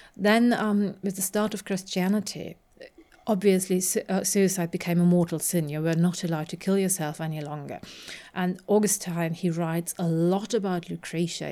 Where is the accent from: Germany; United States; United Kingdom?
Germany; having grown up in Germany